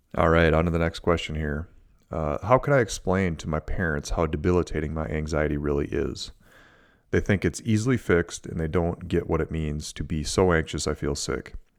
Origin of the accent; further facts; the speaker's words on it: Minnesota, United States; I'm from Minnesota, from the Midwest